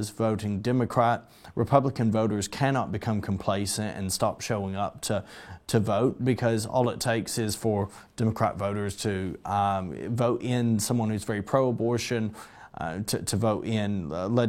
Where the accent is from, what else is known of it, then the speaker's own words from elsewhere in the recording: Arkansas, United States; Uh, my home state, I was thankful. Uh, the state of Arkansas